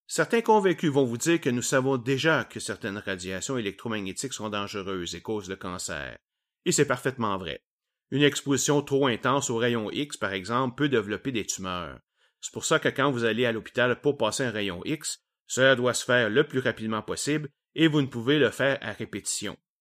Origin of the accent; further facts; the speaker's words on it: Quebec, Canada; accent: Québécois; mon accent québécois et mes anglicismes nombreux